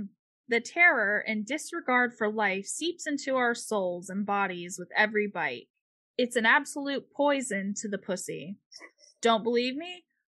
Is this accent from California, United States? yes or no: no; Florida, United States; we're from Florida.